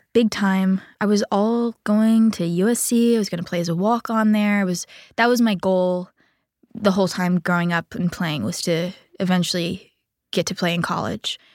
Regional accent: Coral Gables, Florida, United States; I grew up in Coral Gables, Miami, Florida on a golf course

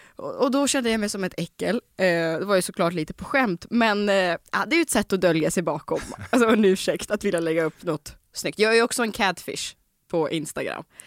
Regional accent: Omsk, Omsk Oblast, Russia; now in Sweden; i Omsk, där jag kommer ifrån.

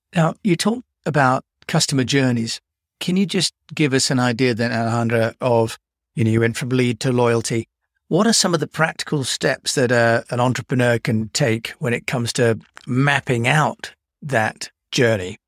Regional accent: United Kingdom; I'm British

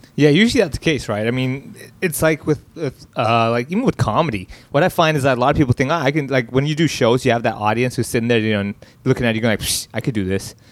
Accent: Hong Kong; talks about my life growing up in Hong Kong

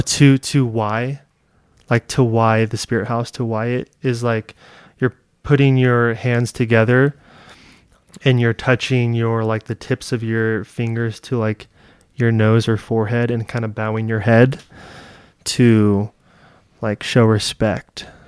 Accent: California, United States; also born or lived in Thailand; I'm from California

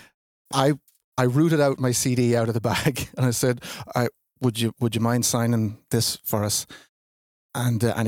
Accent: Ireland; we're from Ireland

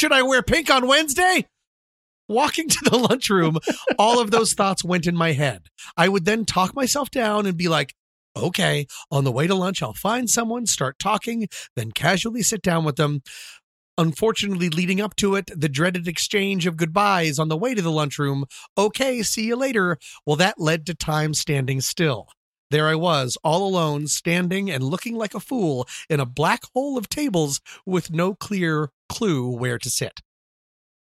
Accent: Colorado, United States; also born or lived in Washington, D.C.; when I moved to Colorado from Washington, D.C. in the 4th grade.

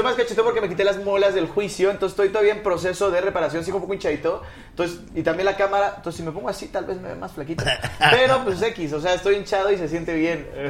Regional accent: Mexico; soy de México

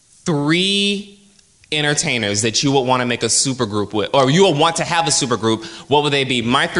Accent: Fort Lauderdale, Florida, United States; moved away as an adult; because I'm from Fort Lauderdale, Florida, and I've lived in America.

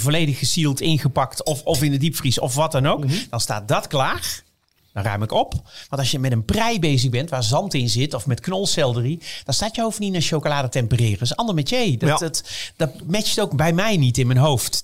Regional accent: Netherlands; als Nederlanders

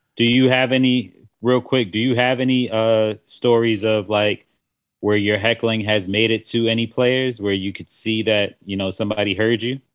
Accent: South Carolina, United States; I grew up in South Carolina

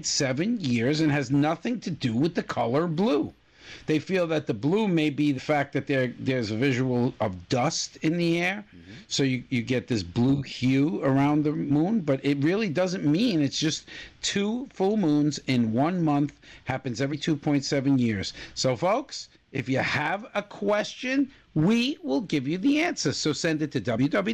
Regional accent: Florida, United States; moved away; my home state of Florida

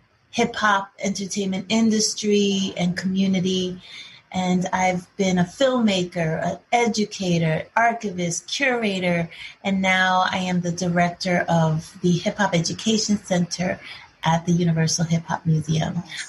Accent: Paterson, New Jersey, United States; I grew up in Paterson, New Jersey.

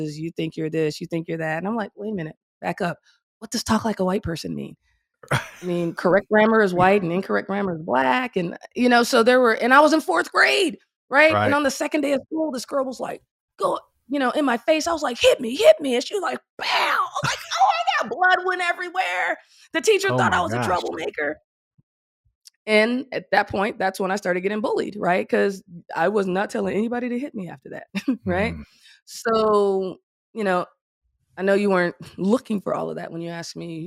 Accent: Memphis, Tennessee, United States; moved away as an adult; also born or lived in Chicago, Illinois / California; Moved to Memphis. Graduated high school there.

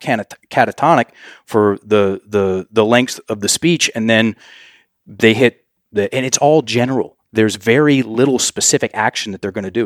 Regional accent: United States; we as Americans, well, if I'm an American

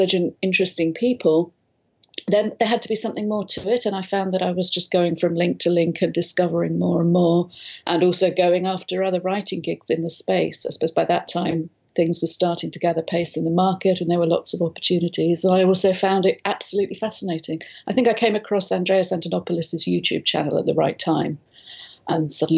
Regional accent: London, United Kingdom; moved away as an adult; now in Spain; I'm from London originally, but moved out here a lot of years ago now with a young family

